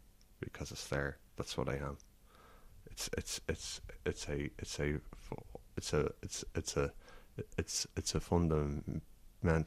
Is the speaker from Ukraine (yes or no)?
no; County Kildare, Leinster, Ireland; I'm from County Kildare.